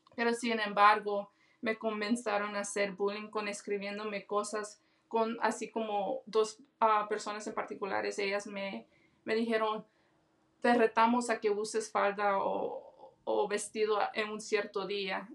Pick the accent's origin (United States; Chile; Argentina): United States; Los Angeles, California; Yo soy de Los Ángeles, California, tengo 29 años de edad y mi familia es de El Salvador.